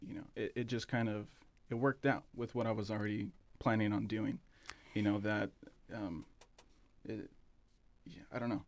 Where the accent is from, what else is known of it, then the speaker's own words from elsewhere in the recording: Southern California, United States; moved away as an adult; now in Bend, United States; we're from Southern California